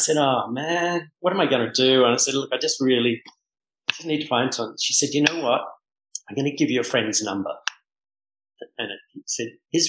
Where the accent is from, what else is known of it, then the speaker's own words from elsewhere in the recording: Bahamas; And I go, oh, hi … I'm from the Bahamas.